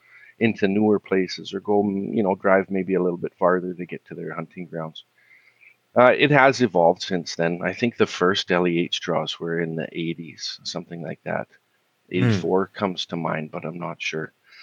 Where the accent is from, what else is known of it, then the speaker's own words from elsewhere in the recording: Kamloops, British Columbia, Canada; I was born and raised in Kamloops, spent most of my childhood there